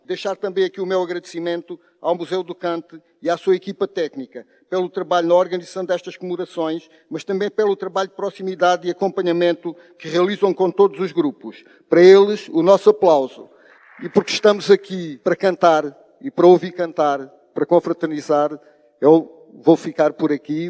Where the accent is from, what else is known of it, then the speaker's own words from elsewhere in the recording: Alentejo, Portugal; se somos do Baixo Alentejo, se somos do Alto Alentejo